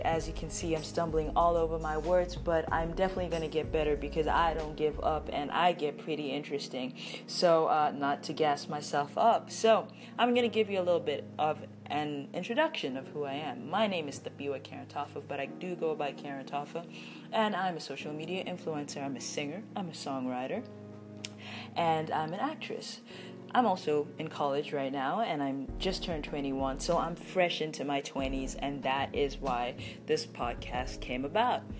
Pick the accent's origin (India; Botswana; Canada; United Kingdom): Botswana; I'm from Botswana